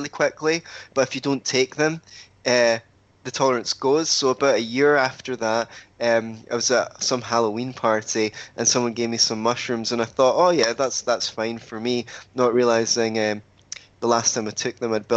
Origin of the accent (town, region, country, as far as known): Scotland, United Kingdom